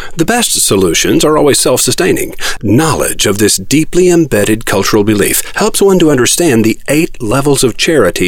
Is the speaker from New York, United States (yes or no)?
no; Muskogee, Oklahoma, United States; moved away; My school career began at Hilldale Elementary in Muskogee. Having been absent from that fair city since 1973